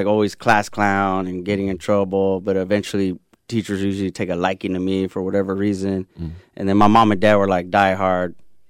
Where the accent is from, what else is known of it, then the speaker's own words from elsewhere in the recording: United States; I'm a, you know, Chicano. Both my parents are born here, I'm born here. My grandpa's from Zacatecas, you know, and, mm-hmm. but yeah, just definitely grew up around that culture.